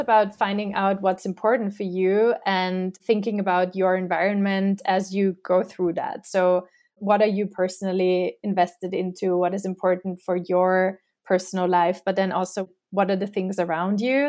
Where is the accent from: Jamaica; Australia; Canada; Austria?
Austria; now in New York, United States; my own identity at, like, my home country